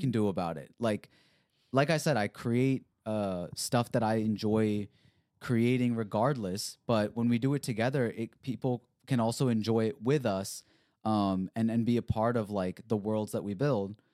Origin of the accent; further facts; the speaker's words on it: Bel Air, United States; growing up in Bel Air